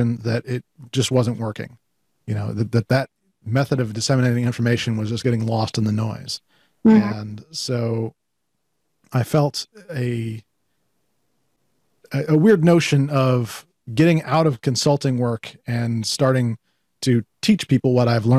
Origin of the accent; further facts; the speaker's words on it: Colorado Springs, Colorado, United States; also born or lived in Penrose, Colorado; growing up in Colorado Springs, Colorado, as a latchkey kid